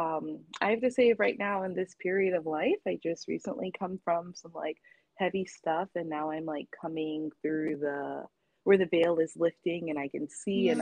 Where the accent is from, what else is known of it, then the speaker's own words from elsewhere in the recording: Florida, United States; also born or lived in New Jersey / North Carolina; now in Honolulu, United States; I was born in Jersey, but raised in Florida